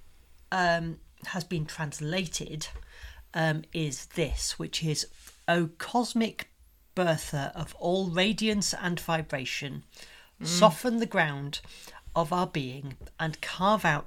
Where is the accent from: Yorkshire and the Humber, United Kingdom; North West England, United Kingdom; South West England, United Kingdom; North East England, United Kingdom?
Yorkshire and the Humber, United Kingdom; accent: Yorkshire; my Yorkshire accent